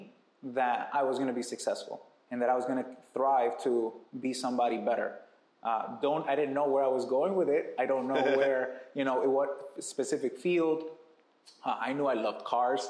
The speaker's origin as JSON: {"language": "English", "town": "New York City", "region": "New York", "country": "United States", "tie": "born or raised there", "said": "Born and raised in New York City, in Brooklyn"}